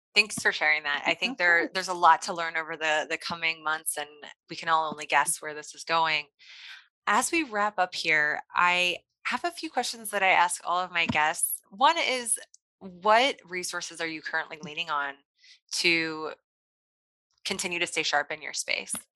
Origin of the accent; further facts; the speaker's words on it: Kansas City, Missouri, United States; Kansas City is my hometown